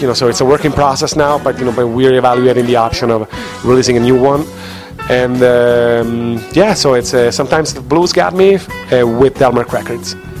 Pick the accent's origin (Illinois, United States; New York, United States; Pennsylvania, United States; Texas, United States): Illinois, United States; Chicago; also born or lived in Rome, Italy; I'm from Chicago